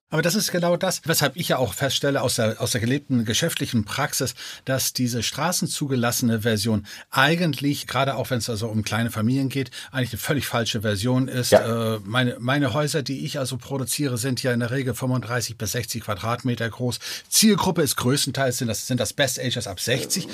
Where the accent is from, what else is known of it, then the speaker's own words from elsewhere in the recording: Denmark; moved away; Ich bin ja gebürtiger Däne.